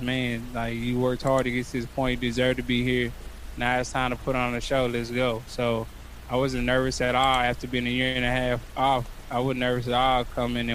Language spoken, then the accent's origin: English; Arlington, Texas, United States; doing it in my hometown in front of all my fans